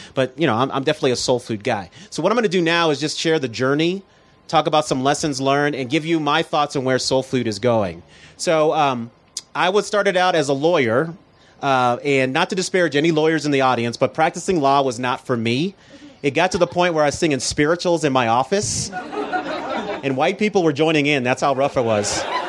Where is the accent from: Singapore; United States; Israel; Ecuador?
United States; Denver, Colorado; I was born and raised in Denver, Colorado.